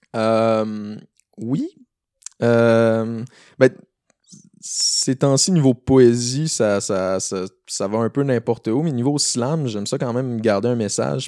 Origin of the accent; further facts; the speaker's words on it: Rimouski, Quebec, Canada; je viens de ben, principalement de Rimouski. Euh, j'ai passé pas mal toute mon école là-bas